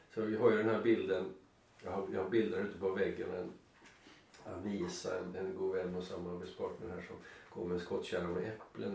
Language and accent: Swedish; Sweden; Jag kom från Sverige